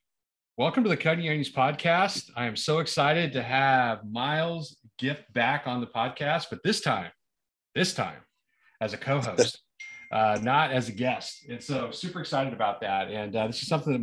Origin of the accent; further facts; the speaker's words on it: Springfield, Missouri, United States; moved away; I grew up in Springfield, kind of Republic area